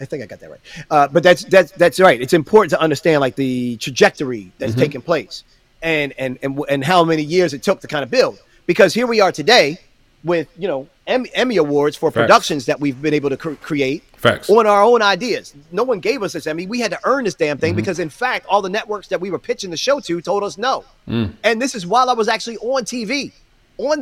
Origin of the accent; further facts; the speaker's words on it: Baltimore, Maryland, United States; Baltimore, which was my hometown